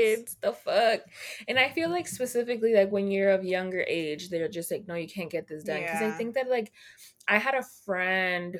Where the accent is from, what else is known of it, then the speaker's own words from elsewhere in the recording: Texas, United States; I'm from Texas